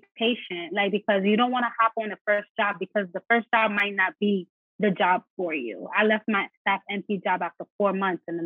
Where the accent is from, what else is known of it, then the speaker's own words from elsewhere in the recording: New York City, New York, United States; moved away as an adult; now in California, United States; I was born and raised in New York City, specifically the Bronx, New York